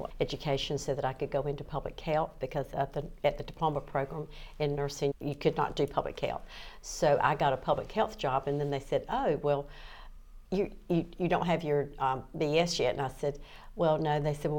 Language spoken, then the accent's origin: English; Clayton, North Carolina, United States; also born or lived in Southport, North Carolina / Bolivia, North Carolina; after they got married and I was born, that was a long time because they'd been married almost 9 years before I was born. But my mother just wanted to come back to home, which was Clayton.